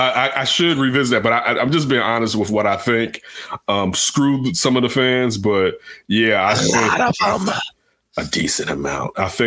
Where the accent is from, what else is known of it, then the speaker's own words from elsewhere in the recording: Chicago, Illinois, United States; I love my hometown Chicago teams